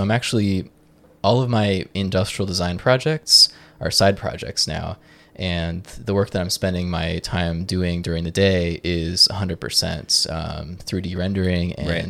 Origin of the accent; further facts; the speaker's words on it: Joshua Tree, California, United States; Yeah, so I'm from Joshua Tree, California.